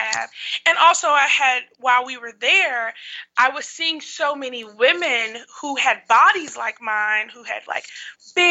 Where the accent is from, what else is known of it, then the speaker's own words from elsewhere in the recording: Chicago, Illinois, United States; I'm from Chicago